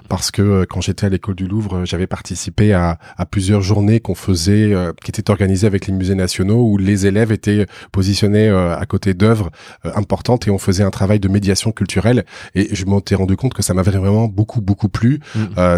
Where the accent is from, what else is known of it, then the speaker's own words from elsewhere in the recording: Bordeaux, Nouvelle-Aquitaine, France; moved away as an adult; dans ma ville euh, natale, parce que je suis originaire de Bordeaux.